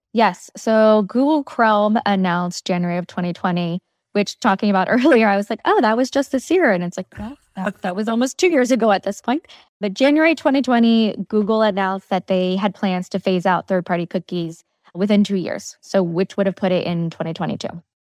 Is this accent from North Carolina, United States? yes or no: yes; North Carolina, United States; moved away as an adult; now in New York City, United States; I grew up in North Carolina.